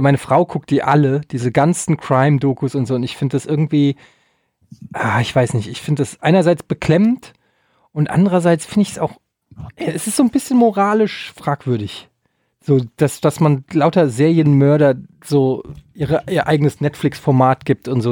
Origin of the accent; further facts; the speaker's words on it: Germany; Wir als Deutsche